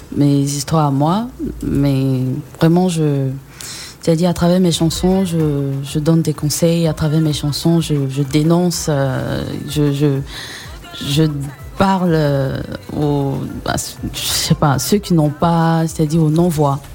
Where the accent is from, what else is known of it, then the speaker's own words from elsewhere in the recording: Côte d’Ivoire; also born or lived in Togo; J'ai grandi ici. D'abord, je suis née au Togo. Ouais. Et euh, je suis arrivée en Côte d'Ivoire à l'âge de deux ans